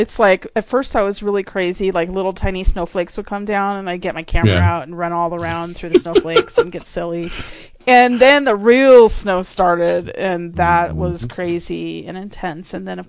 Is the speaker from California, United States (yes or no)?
yes; California, United States; moved away; my home state of California